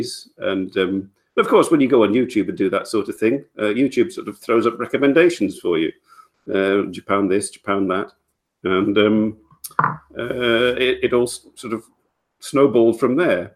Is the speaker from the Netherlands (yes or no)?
no; England, United Kingdom; moved away as an adult; now in Belgium; I have been living in Belgium for 20 years. I'm English. Moved here in 1996.